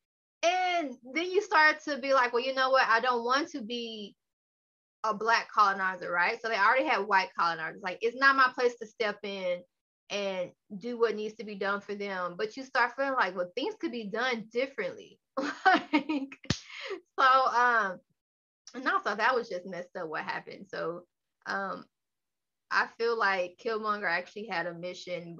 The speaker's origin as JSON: {"language": "English", "town": "Dallas", "region": "Texas", "country": "United States", "tie": "born or raised there", "said": "I'm from Texas"}